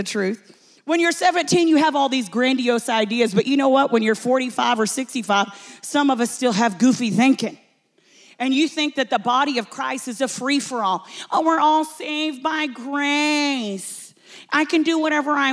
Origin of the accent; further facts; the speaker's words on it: Texas, United States; I'm from Texas. We say cussing